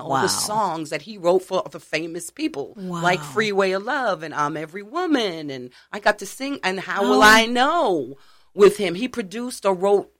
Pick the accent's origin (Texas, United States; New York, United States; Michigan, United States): New York, United States; Long Island; now in Maui, United States; I was born and raised in Long Island.